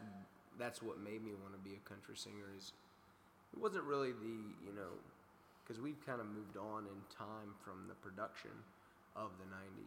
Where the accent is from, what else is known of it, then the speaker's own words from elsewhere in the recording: Daphne, Alabama, United States; now in Nashville, United States; Daphne, Alabama.